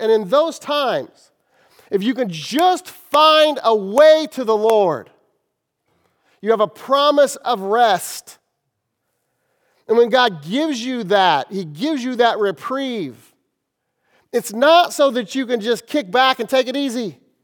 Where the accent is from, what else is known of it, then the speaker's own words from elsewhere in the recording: Kansas City, United States; I'm from Kansas City